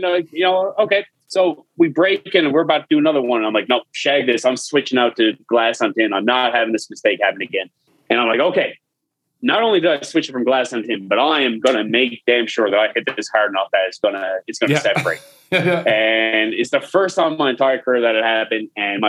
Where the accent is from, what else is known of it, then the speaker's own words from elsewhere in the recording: St. John's, Newfoundland and Labrador, Canada; Listen, I come from St. John's where I work in pubs and stuff like that.